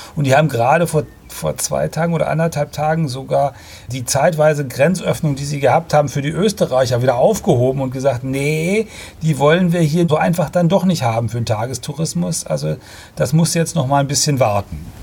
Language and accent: German; Germany; wir als Deutsche